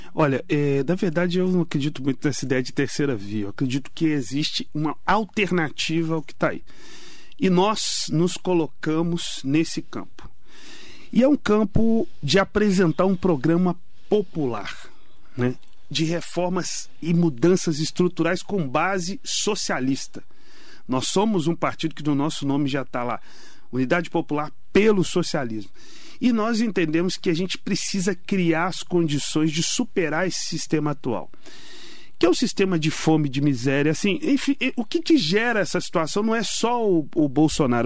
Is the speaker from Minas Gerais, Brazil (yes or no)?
yes; southern Minas Gerais, Brazil; eu venho de Minas Gerais, o sul de Minas